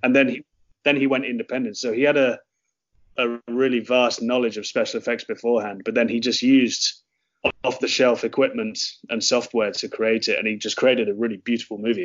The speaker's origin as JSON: {"language": "English", "town": "Oxford", "region": "South East England", "country": "United Kingdom", "moved": "as an adult", "lives_now": "Cork, Ireland", "said": "I'm from Oxford in the UK, and um, me and my partner um, moved to Cork because she got a job at UCC"}